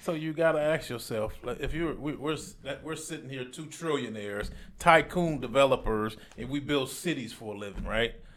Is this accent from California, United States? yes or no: yes; Compton, California, United States; I'm from Compton, California, so Palmdale, California is an hour and a half away from my house.